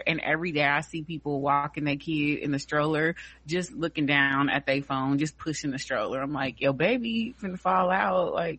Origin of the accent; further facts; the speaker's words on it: California, United States; I'm proud of my home state.